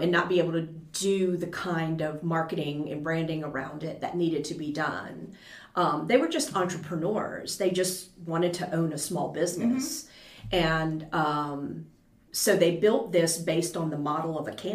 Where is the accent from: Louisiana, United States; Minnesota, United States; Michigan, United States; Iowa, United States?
Louisiana, United States; LaPlace; moved away as an adult; now in Baton Rouge, United States; I'm from La Place